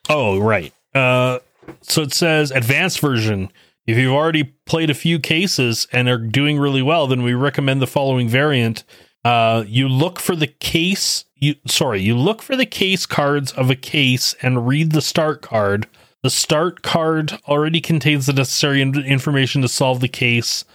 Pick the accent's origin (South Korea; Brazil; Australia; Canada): Canada; myself being Canadian